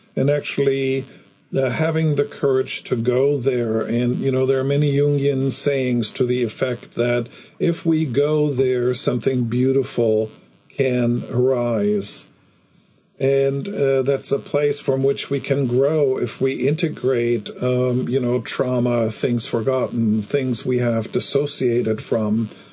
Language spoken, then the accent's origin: English; Germany; growing up in Germany after the war